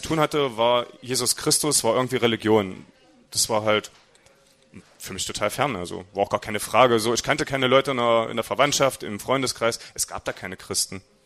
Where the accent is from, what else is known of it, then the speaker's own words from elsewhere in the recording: Halberstadt, Saxony-Anhalt, Germany; aufgewachsen bin ich in Halberstadt. Ähm, das ist ungefähr 40 Kilometer von hier, gehört also auch mit zu Sachsen-Anhalt.